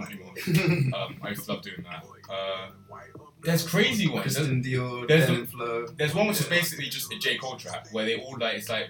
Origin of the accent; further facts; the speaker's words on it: London, United Kingdom; we're from London, man.